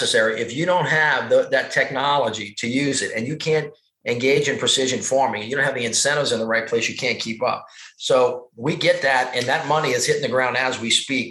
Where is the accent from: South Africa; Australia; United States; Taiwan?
United States; Louisiana; I'm from Louisiana